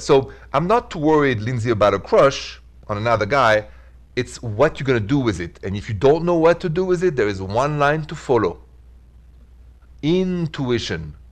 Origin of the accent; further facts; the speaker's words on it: Paris, Île-de-France, France; accent: Paris; now in Midwest, United States; my accent is from Paris